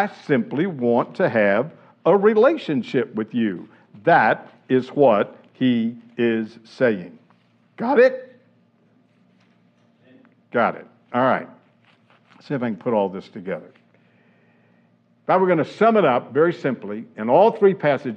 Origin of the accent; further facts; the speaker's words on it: the South, United States; Growing up in the South